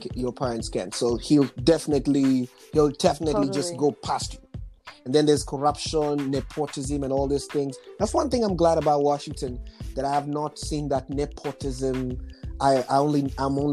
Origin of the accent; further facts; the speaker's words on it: Nairobi, Kenya; moved away; I was born in Nairobi, Kenya